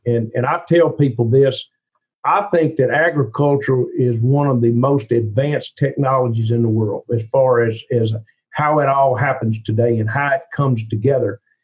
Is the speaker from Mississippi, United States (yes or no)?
yes; Cleveland, Mississippi, United States; accent: thick Southern; I grew up in Cleveland, Mississippi